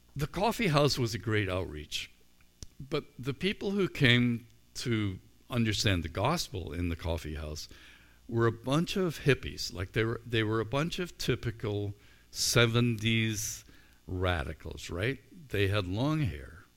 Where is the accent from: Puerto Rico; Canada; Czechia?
Canada; As a Christian or as a Canadian